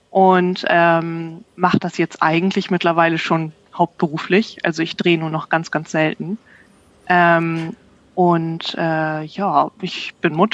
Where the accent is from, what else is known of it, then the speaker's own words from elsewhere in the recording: Bremervörde, Lower Saxony, Germany; Und ich komme ursprünglich aus Bremerförde.